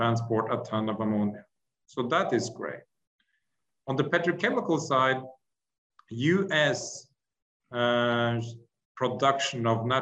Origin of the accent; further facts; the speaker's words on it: Norway; I'm from Norway, and we are bordering Russia up in Norway